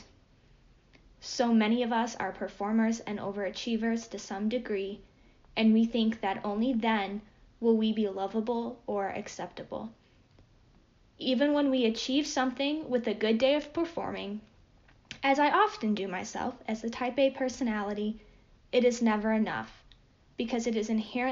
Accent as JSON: {"language": "English", "town": "Cleveland", "region": "Ohio", "country": "United States", "moved": "yes", "said": "I'm originally from the Cleveland area"}